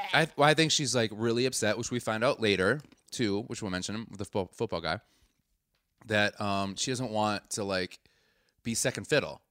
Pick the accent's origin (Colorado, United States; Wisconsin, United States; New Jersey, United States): Wisconsin, United States; Milwaukee; I'm not from a small town. I'm from Milwaukee, the sixteenth biggest city in the United States